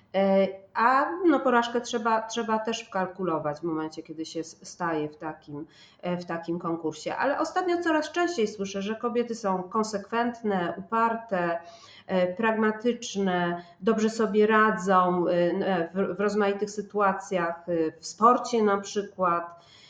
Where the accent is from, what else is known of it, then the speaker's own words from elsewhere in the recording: Poznań, Greater Poland, Poland; jestem poznanianką